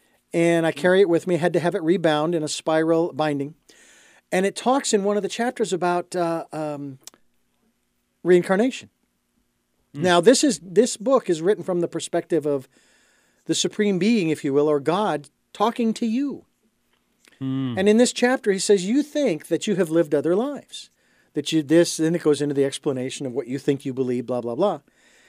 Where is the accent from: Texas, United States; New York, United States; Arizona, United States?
Arizona, United States; Phoenix; I was born and raised in Phoenix, Arizona, in the heart of suburbia